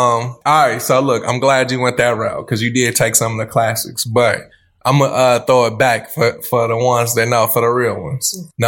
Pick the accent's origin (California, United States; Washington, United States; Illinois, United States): Illinois, United States; Chicago; I'm from the South Side and love the Cubs.